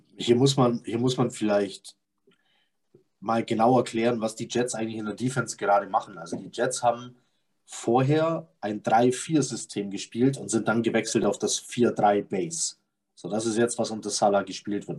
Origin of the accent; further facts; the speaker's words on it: Bavarian Swabia, Germany; Ich bin auch bayerischer Schwabe, aber ich bin Schwabe.